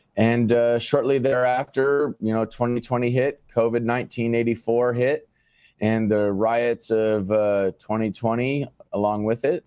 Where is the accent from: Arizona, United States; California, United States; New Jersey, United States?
Arizona, United States; Phoenix; Born and raised in Phoenix, Arizona